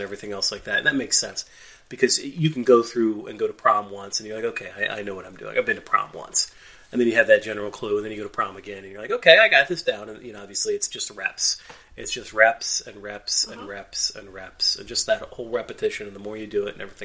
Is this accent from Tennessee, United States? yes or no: no; Northeast Ohio, United States; we're from Northeast Ohio